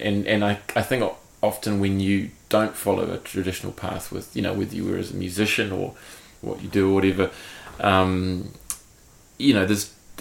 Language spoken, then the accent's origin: English; Hawke's Bay, New Zealand; I'm from Hawke's Bay, and so are they. We all grew up together